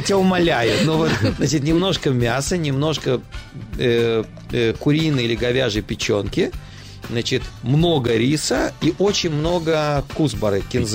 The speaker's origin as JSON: {"language": "Russian", "region": "Saint Petersburg", "country": "Russia", "moved": "yes", "lives_now": "Petah Tikva, Israel", "said": "я москаль, я питерский"}